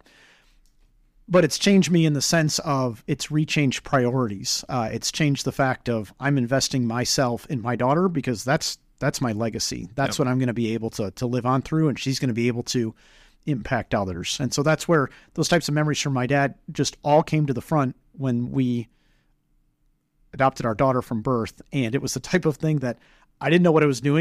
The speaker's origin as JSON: {"language": "English", "region": "Michigan", "country": "United States", "said": "We're from Michigan"}